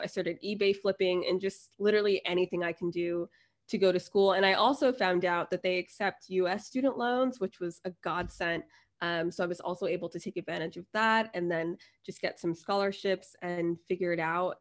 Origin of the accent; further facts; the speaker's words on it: United States; moved away as an adult; also born or lived in New Jersey / Florida / Thailand / China; now in London, United Kingdom; I'm originally from New Jersey in Florida